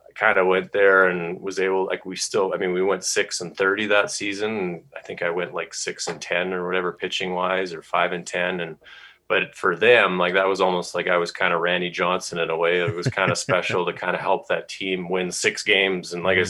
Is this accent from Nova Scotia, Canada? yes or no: no; Calgary, Alberta, Canada; moved away as an adult; also born or lived in California / Idaho / Kentucky; three years with the Calgary Vipers. My hometown was was pretty special